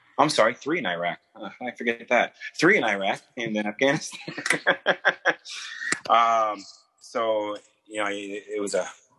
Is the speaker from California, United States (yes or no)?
yes; Camp Pendleton, California, United States; born there; before that, I was born on a naval base. I was born in Camp Pendleton. My father is a retired Marine.